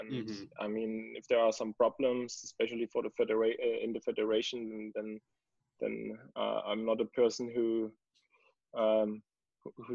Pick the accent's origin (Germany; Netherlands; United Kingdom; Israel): Germany; Dresden, Saxony; English is a second language; I was born in Dresden, and after my school, I started for education to get a police or to be a police officer in Saxony